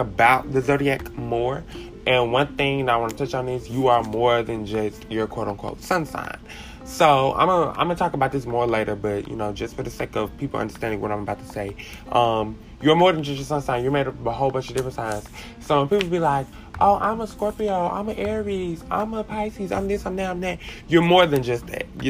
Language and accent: English; Columbia, Mississippi, United States; also born or lived in Hattiesburg, Mississippi / Prentiss, Mississippi / Bassfield, Mississippi; I actually grew up in Columbia, Mississippi, in a small community named Blue Springs